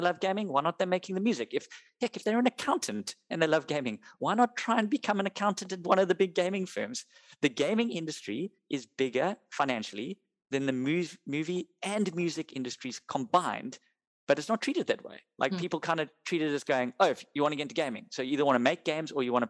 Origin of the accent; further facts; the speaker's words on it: South Africa; we're South African and it's part of our culture